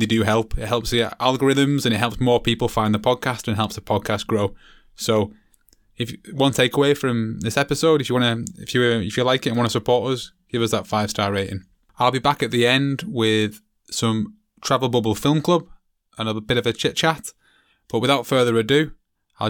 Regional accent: England, United Kingdom; myself being an English guide

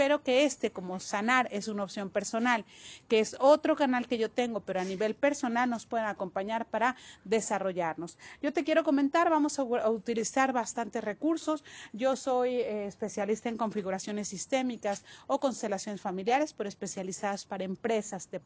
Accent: Mexico; He trabajado en mi país que se llama México

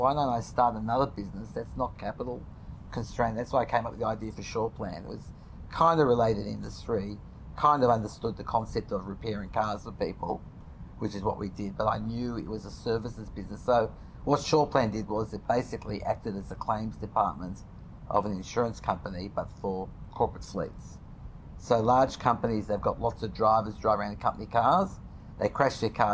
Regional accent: Australia; I'm this nobody from Australia

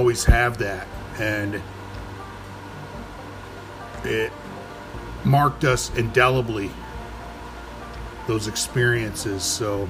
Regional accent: New York City, New York, United States; As a New Yorker, as a native New Yorker

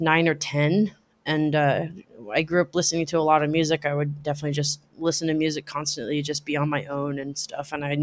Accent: Anchorage, Alaska, United States; moved away as an adult; also born or lived in Talkeetna, Alaska; now in Seattle, United States; I'm from Alaska

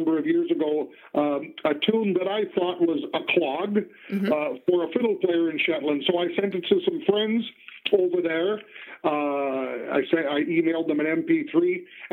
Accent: Western Canada, the Prairies, Canada; we grew up in Western Canada on the prairies

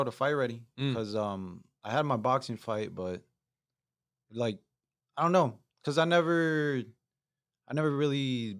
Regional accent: Chandler, Arizona, United States; also born or lived in Ahwatukee; Yeah, Chandler. A little bit in Ahwatukee, just like 4 years, but Chandler.

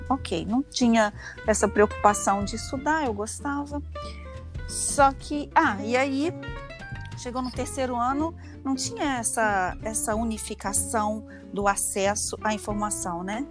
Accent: Leopoldina, Minas Gerais, Brazil; now in Rio de Janeiro, Brazil; eu nasci em 1970 lá em Leopoldina, que é uma cidadezinha bem pequena de Minas Gerais

